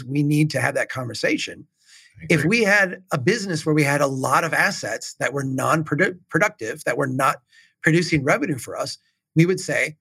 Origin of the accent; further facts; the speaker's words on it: Minnesota, United States; As a Minnesotan